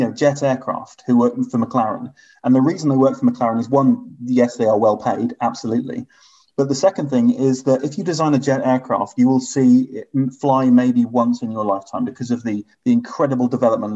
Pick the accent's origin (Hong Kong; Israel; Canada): Hong Kong; I was growing up in Hong Kong